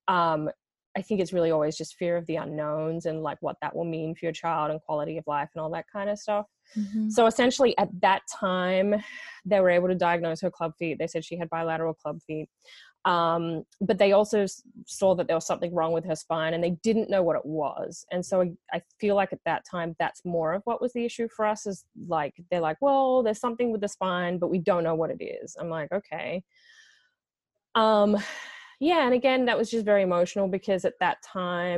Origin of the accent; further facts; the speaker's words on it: Australia; moved away as an adult; now in Los Angeles, United States; I am Australian